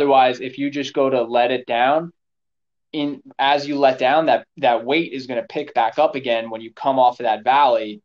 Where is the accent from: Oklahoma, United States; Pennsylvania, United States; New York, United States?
New York, United States; I grew up in New York, and we'd hunt up in the Catskills of upstate New York.